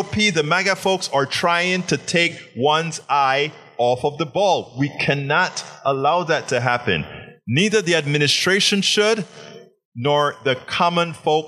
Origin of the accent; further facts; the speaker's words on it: Panama; I'm from Panama.